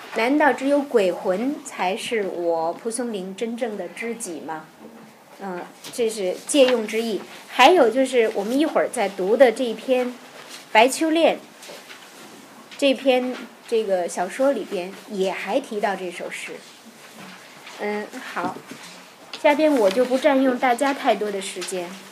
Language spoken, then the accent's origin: Chinese; Tianjin, China; 因为我是天津人，相声的培育是从小在收音机里耳濡目染的